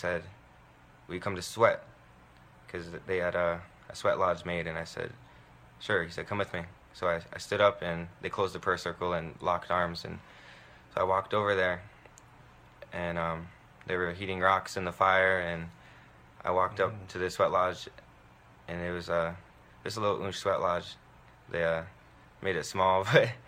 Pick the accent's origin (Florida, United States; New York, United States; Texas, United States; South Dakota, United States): South Dakota, United States; I'm from Cheyenne River Sioux Tribe Indian Reservation, Itasipcho, Mini Koju Bands, and I live in Eagle Butte.